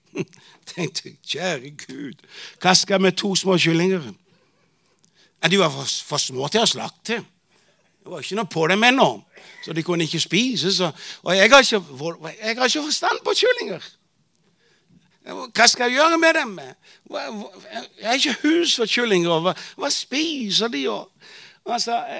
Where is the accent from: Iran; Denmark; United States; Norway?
Denmark; Bornholm, Capital Region of Denmark; Norwegian is a second language; moved away as an adult; also born or lived in Tanzania; now in Arusha, Tanzania; jeg vokste jo opp i Pinsum menighet på Bornholm